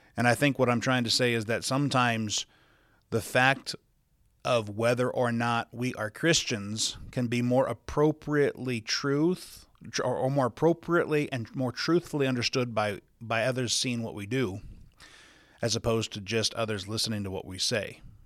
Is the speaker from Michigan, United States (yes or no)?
no; Sioux Falls, South Dakota, United States; now in Salt Lake City, United States; I was born and raised in Sioux Falls, South Dakota